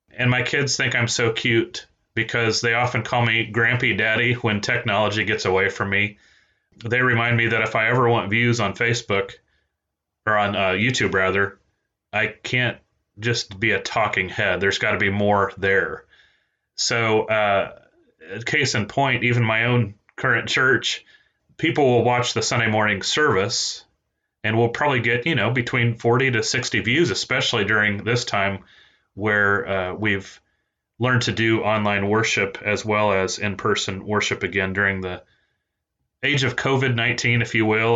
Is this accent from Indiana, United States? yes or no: yes; East Central Indiana, United States; also born or lived in Peru, Indiana; now in Arkansas, United States; I was born in Peru, Indiana, that is, and I grew up in East Central Indiana